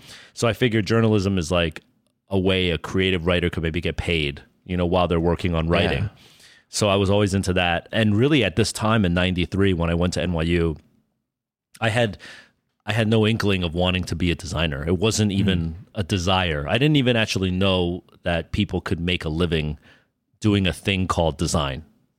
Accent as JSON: {"language": "English", "town": "Freehold Township", "region": "New Jersey", "country": "United States", "tie": "born there", "said": "You know, I was born in New Jersey, the middle of nowhere in Jersey, sort of like Freehold Township, New Jersey, which is about 45 minutes outside of New York."}